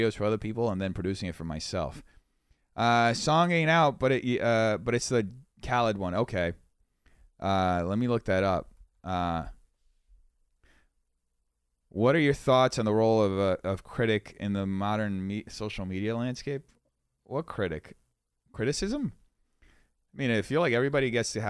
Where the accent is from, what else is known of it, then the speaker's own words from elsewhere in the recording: Brazil; also born or lived in New York; now in Los Angeles, United States; I didn't grow up in America. I grew up in Brazil.